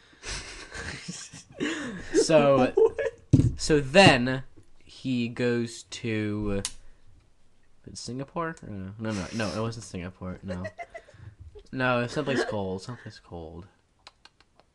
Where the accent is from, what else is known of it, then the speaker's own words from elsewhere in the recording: Illinois, United States; I'm from Illinois